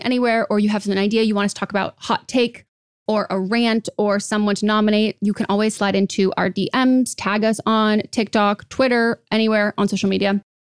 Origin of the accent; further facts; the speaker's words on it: United States; as an American